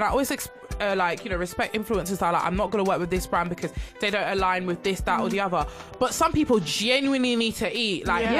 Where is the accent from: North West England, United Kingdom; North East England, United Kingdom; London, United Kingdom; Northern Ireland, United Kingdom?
London, United Kingdom; I'm from Tottenham.